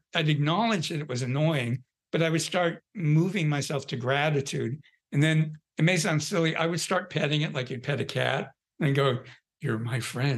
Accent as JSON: {"language": "English", "region": "Southern California", "country": "United States", "tie": "born or raised there", "said": "I grew up in Southern California."}